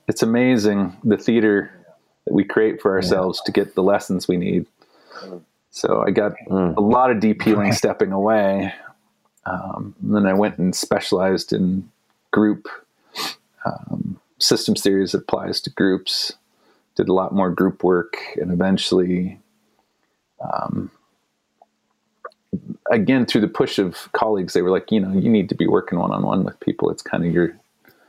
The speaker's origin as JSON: {"language": "English", "country": "United States", "tie": "born or raised there", "lives_now": "Boulder, United States", "said": "as an American kid, I grew up just pounding sugar"}